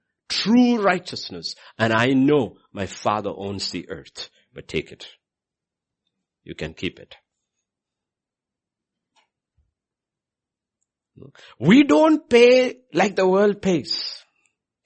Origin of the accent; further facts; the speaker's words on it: India; moved away as an adult; I'm Indian